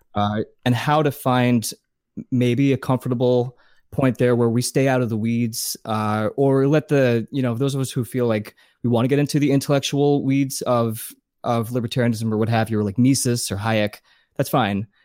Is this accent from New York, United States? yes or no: no; New Jersey, United States; also born or lived in Pennsylvania / Massachusetts / Arizona / Las Vegas; now in Los Angeles, United States; I grew up in New Jersey. Then we moved to Pennsylvania. I went to high school in Pennsylvania